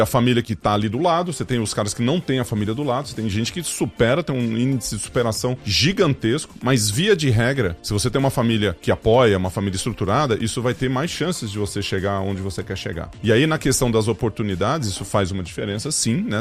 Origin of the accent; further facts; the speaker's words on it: Ituverava, São Paulo, Brazil; also born or lived in Ribeirão Preto; Eu sou nascido em Ribeirão Preto e fui uhum. para Ituverava, que é a minha cidade, não natal, mas onde eu vivi durante muito tempo.